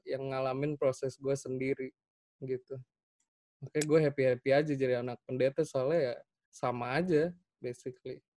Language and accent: Indonesian; Makassar, South Sulawesi, Indonesia; also born or lived in Salatiga; now in Jakarta, Indonesia; gue dari Salatiga, gedenya tapi di Makassar.